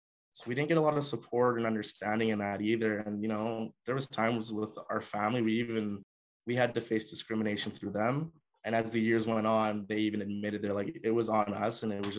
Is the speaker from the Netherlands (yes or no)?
no; Canada; I'm African, I'm here, I'm strong. I'm Canadian, I'm here, I'm strong, right?